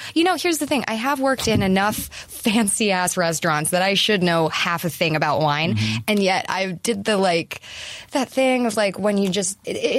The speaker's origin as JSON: {"language": "English", "town": "Denver", "region": "Colorado", "country": "United States", "also_born_or_lived": "New Zealand"}